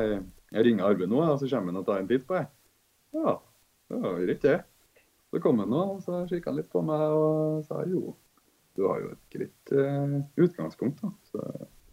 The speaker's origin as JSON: {"language": "Norwegian", "town": "Trondheim", "region": "Trøndelag", "country": "Norway", "said": "Jeg kommer fra Trondheim."}